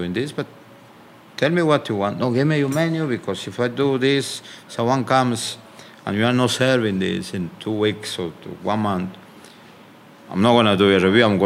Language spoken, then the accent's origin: English; Amazon region of Peru, Peru; moved away as an adult; also born or lived in Lima, Peru; now in United Kingdom; I am from the Amazon region of Peru, and I left one day, I remember, to Lima.